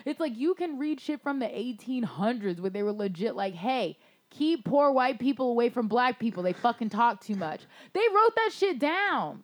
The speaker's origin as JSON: {"language": "English", "region": "Florida", "country": "United States", "tie": "born or raised there", "also_born_or_lived": "Baltimore", "said": "growing up in Florida"}